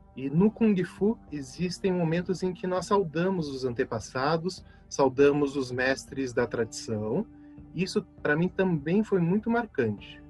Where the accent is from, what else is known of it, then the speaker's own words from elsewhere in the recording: São José dos Campos, São Paulo, Brazil; da cidade de onde eu venho, São José dos Campos